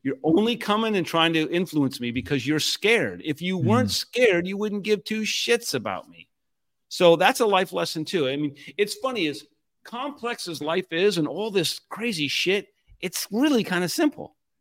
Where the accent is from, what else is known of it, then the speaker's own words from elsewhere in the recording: Puyallup, Washington, United States; moved away; I was from a small town outside of Seattle called Puyallup.